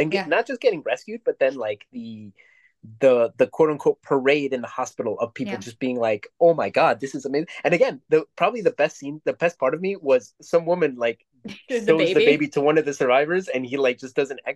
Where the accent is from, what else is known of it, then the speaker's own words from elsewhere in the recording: New York, United States; I'm from New York